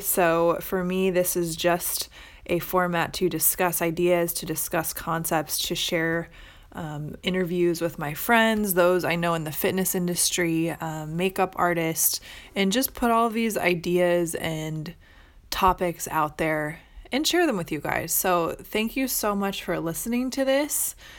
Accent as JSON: {"language": "English", "region": "Midwest", "country": "United States", "moved": "yes", "lives_now": "Orange County, California, United States", "said": "I currently live in Orange County, California, although I am originally from the Midwest."}